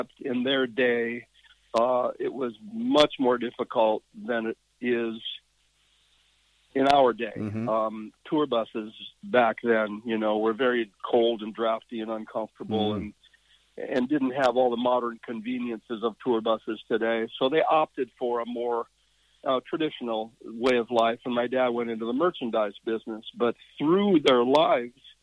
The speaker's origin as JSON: {"language": "English", "area": "Yakima Valley", "region": "Washington", "country": "United States", "tie": "born or raised there", "said": "My formative years were actually in the Yakima Valley, if you know Washington State at all."}